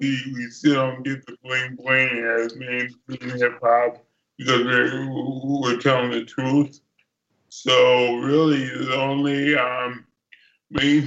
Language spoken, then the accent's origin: English; New York, United States; I grew up in New York, so I grew up when hip-hop was on the corner.